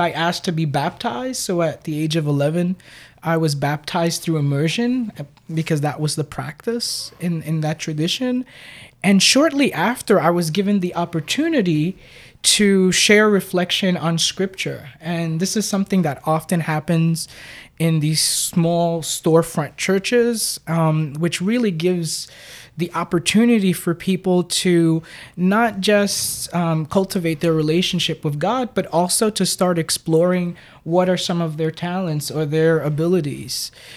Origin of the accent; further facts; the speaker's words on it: New York City, New York, United States; I was born and raised in Brooklyn in what's now a hip neighborhood called Red Hook